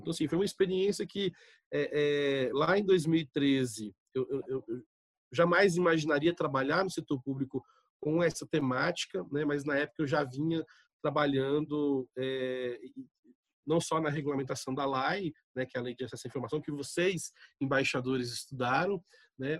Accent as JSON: {"language": "Portuguese", "town": "Brasília", "region": "Federal District", "country": "Brazil", "tie": "born or raised there", "moved": "yes", "lives_now": "Goiânia, Brazil", "said": "apesar de estar morando em Goiânia e ter morado em Goiânia parte da minha infância, eu nasci em Brasília é, e passei boa parte da minha vida em Brasília"}